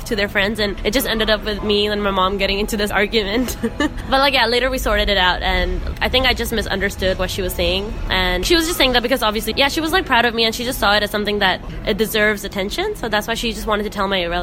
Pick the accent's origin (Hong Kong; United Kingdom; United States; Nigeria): Hong Kong; I'm an Indian born and raised in Hong Kong